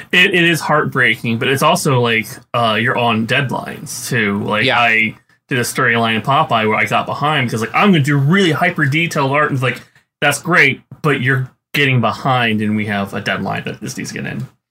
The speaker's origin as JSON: {"language": "English", "region": "Texas", "country": "United States", "tie": "born or raised there", "said": "I grew up in Texas, in, in yeah. Texas, which is a, you know, the taint of the Bible Belt."}